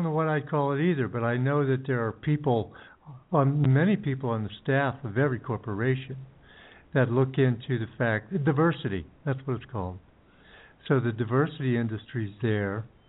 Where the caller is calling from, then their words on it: Ecuador; We're currently in Ecuador.